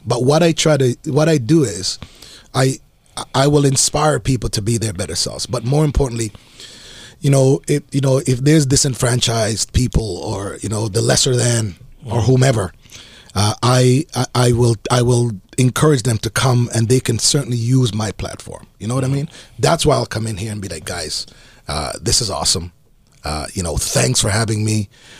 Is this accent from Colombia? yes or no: no; Jamaica; No, I'm Jamaican, man.